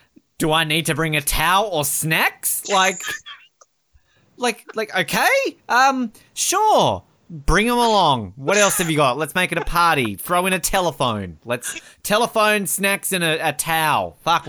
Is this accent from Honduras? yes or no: no; Australia; I'm Australian.